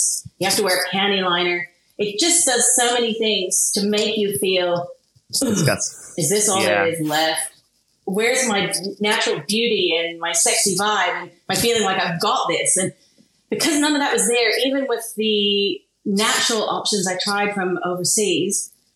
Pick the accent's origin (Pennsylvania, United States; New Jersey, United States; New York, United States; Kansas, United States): Kansas, United States; moved away as an adult; also born or lived in Sydney, Australia; now in Australia; I was born and raised in Kansas